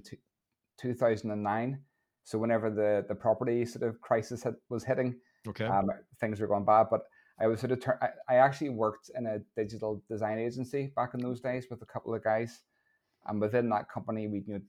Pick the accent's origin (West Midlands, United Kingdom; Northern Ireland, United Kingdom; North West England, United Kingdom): Northern Ireland, United Kingdom; Lisburn; moved away as an adult; now in Portrush, United Kingdom; I'm originally from Lisburn. I now live in Portrush, up in the north coast.